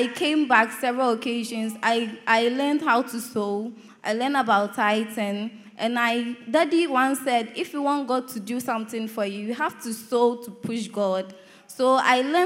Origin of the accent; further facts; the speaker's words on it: Kumasi, Ashanti, Ghana; moved away; When I go home, I'm from Kumasi